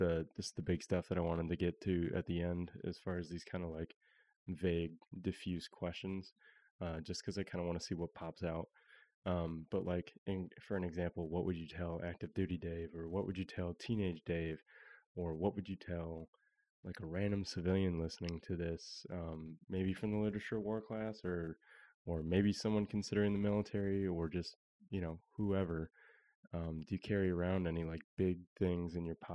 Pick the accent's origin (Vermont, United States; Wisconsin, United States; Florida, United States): Wisconsin, United States; Beloit; I'm from Southern Wisconsin too